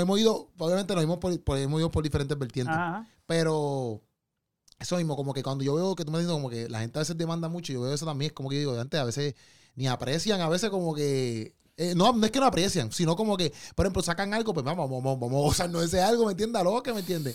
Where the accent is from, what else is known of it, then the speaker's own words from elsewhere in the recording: Puerto Rico; Como, boricua